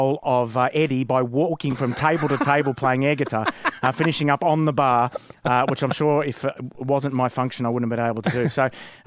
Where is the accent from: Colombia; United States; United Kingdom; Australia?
Australia; Wollongong, New South Wales; I came from Wollongong, liked rugby league, and applied for a job at Kerrang